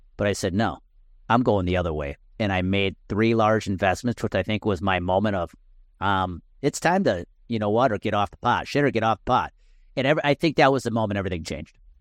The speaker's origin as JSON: {"language": "English", "area": "Milwaukee area", "region": "Wisconsin", "country": "United States", "tie": "born or raised there", "said": "I was rooting for the Brewers as a kid because they were my hometown team"}